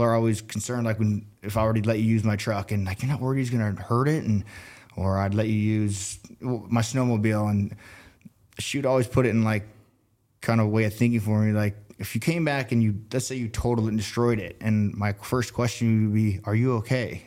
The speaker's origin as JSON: {"language": "English", "town": "Colorado Springs", "region": "Colorado", "country": "United States", "tie": "born or raised there", "also_born_or_lived": "Oregon / Denver, Colorado", "said": "I grew up in Colorado Springs. Through middle school, we moved out here to Oregon"}